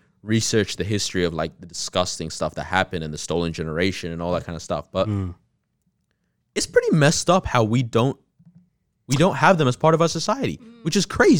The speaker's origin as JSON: {"language": "English", "town": "Takapuna", "region": "Auckland", "country": "New Zealand", "tie": "born there", "said": "I was born in Takapuna."}